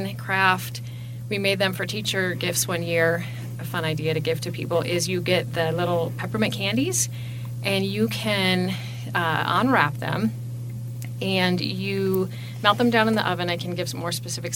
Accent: Grand Rapids, Michigan, United States; born or raised there; moved away as an adult; now in Casper, United States

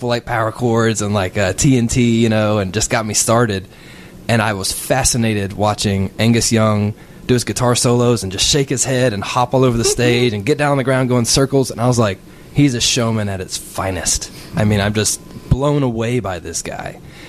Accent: Georgia, United States; moved away; I grew up in Georgia

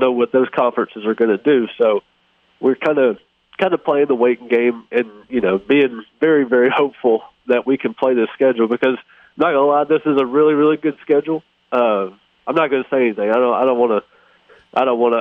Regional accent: Hattiesburg, Mississippi, United States; this is my hometown. I grew up in Hattiesburg

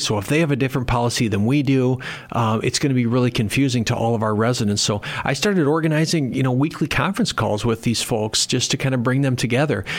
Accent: Worthington, Minnesota, United States; moved away as an adult; now in Sioux Falls, United States; I grew up in Minnesota, uh, so Minnesota's home

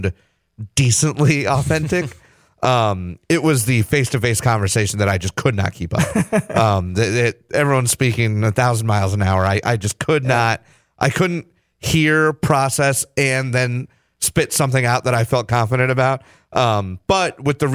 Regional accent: San Antonio, Texas, United States; moved away; I grew up in San Antonio, Texas

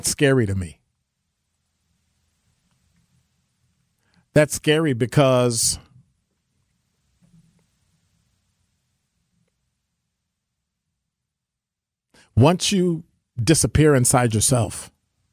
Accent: Chicago, Illinois, United States; now in Milwaukee, United States; I didn't grow up in Mississippi. I grew up in Chicago

